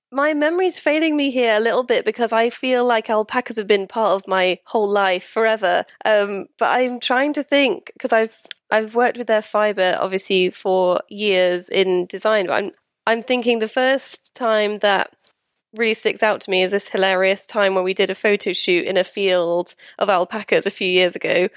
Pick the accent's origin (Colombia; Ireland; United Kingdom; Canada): United Kingdom; Wales; moved away as an adult; also born or lived in London / Winchester; I'm from Wales originally